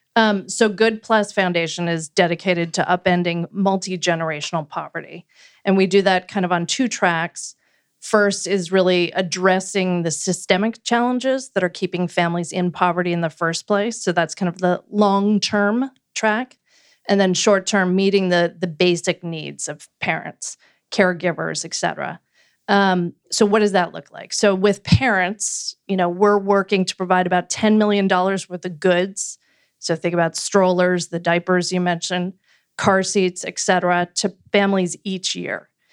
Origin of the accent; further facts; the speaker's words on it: Canada; moved away as an adult; also born or lived in Washington, D.C.; now in United States; I grew up in Canada and a social democracy